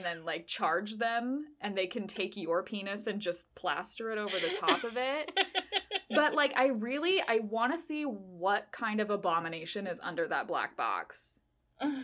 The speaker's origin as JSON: {"language": "English", "region": "Idaho", "country": "United States", "said": "I'm from Idaho"}